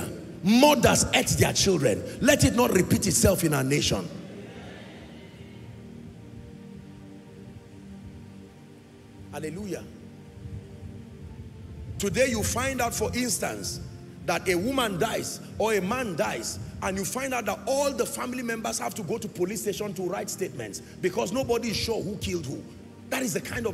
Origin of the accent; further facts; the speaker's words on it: Nigeria; I'm a Nigerian.